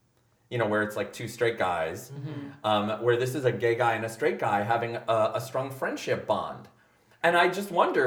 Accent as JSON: {"language": "English", "region": "New York", "country": "United States", "tie": "born or raised there", "said": "I grew up in New York"}